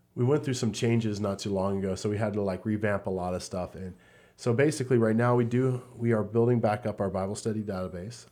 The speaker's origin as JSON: {"language": "English", "region": "Southern California", "country": "United States", "tie": "born or raised there", "also_born_or_lived": "Fort Wayne, Indiana / Columbus, Ohio", "said": "I grew up most of my life here in Southern California"}